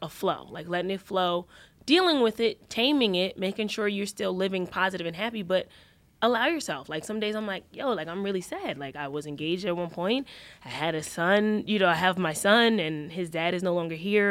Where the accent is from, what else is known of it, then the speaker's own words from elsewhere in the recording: New York, United States; moved away as an adult; also born or lived in Los Angeles, United States; I always say I came from New York